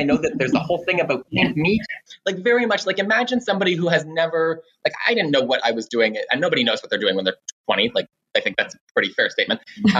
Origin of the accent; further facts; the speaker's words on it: Orleans, Ontario, Canada; I grew up in Orleans in the East End and moved down in my late teens, if I recall correctly. I was like 19 or 20, and have enjoyed living around and in Centertown ever since.